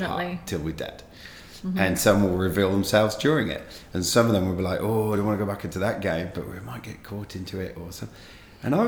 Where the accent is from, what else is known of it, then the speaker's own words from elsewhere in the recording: England, United Kingdom; being an English sporting fan